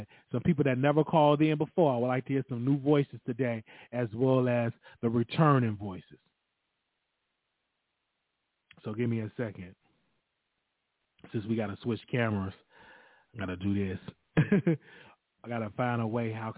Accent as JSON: {"language": "English", "town": "Chicago", "region": "Illinois", "country": "United States", "said": "I'm from Chicago."}